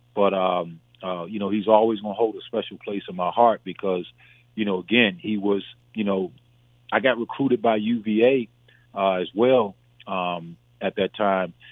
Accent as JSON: {"language": "English", "region": "Southern Virginia", "country": "United States", "tie": "born or raised there", "said": "from my home, from my hometown down in Southern Virginia"}